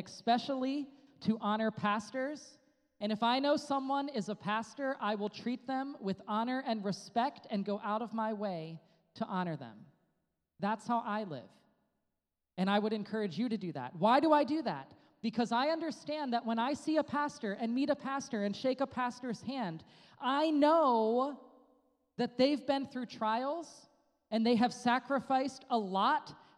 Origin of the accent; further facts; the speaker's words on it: United States; moved away; in my home country, USA